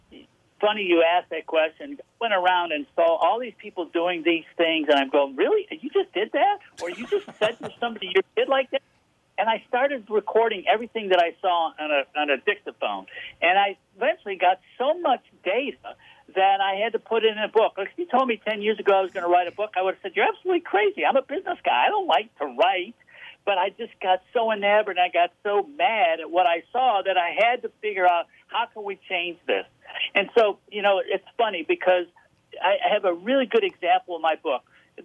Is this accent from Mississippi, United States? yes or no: no; Rochester, New York, United States; I grew up in Rochester, New York.